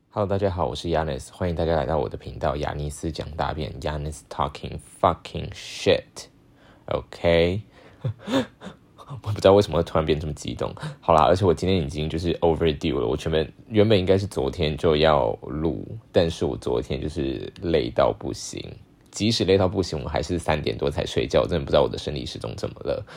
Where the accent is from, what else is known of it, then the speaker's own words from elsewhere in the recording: Taiwan; 我是台湾来的